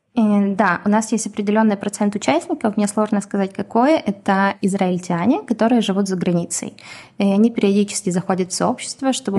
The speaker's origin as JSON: {"language": "Russian", "town": "Donetsk", "region": "Donetsk Oblast", "country": "Ukraine", "tie": "born or raised there", "first_language": "Russian", "moved": "yes", "lives_now": "Israel", "said": "это мой родной язык. Я родилась и выросла в Донецке, поэтому я прекрасно говорю и на русском, и на украинском"}